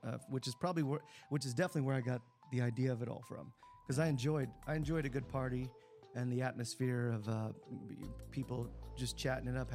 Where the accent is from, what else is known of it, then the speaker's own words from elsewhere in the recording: Texas, United States; born there; I, I grew up in a lot of different areas because we moved around a lot for the most part. But I was born in Texas